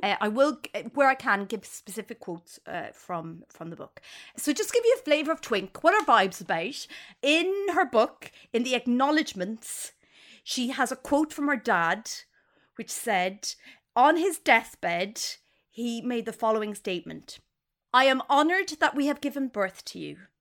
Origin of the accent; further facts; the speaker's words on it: Ireland; now in United Kingdom; an Irish person who lives in the U K